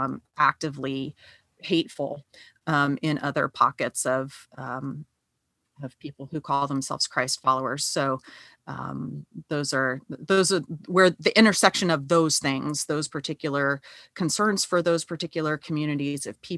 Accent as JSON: {"language": "English", "town": "Los Angeles", "region": "California", "country": "United States", "tie": "born or raised there", "also_born_or_lived": "North Carolina / West Virginia", "moved": "as an adult", "said": "I'm an ordained elder in the United Methodist Church. I grew up in Southern California, so born and raised there, like deep roots there, fifth generation Californian, third generation Los Angelino, which is not typical for that area."}